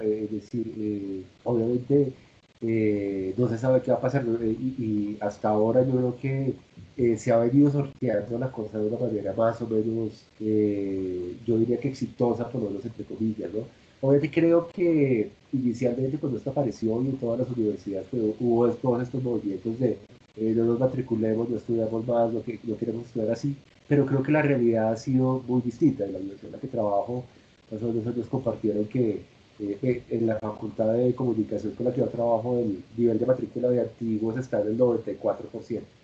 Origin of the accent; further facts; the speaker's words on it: Colombia; como colombianos